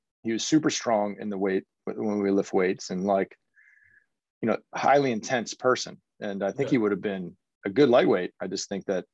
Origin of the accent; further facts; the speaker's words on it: Cincinnati, Ohio, United States; moved away as an adult; also born or lived in Seattle / Princeton / Oklahoma City; I grew up in just north of Cincinnati